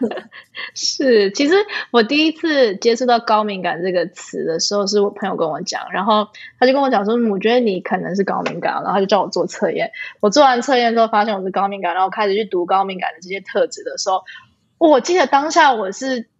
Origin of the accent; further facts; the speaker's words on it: Canada; moved away; also born or lived in Taiwan; 我们可能在国外长大